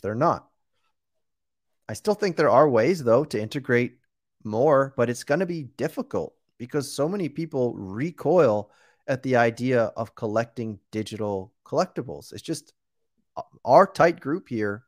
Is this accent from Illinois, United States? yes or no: no; outside of Boston, Massachusetts, United States; moved away; also born or lived in New York; I was born and raised outside of Boston, but I lived in New York for last for well for 10 straight years.